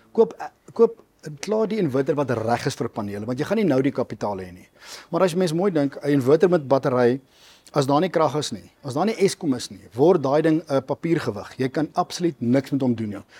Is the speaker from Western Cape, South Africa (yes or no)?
no; Mpumalanga, South Africa; ek is altyd gebore gedoop in Geneek in Mpumalanga, dis waar ons groot geword het.